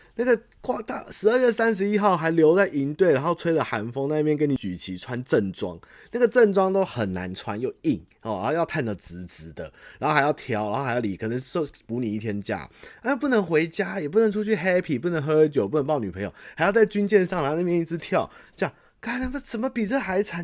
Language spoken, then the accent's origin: Chinese; Xindian, New Taipei, Taiwan; 我土生土长在这个地方，我从小就是八零年代，对，台北，然后台北跟永和这种，那种跑，跑去的嘛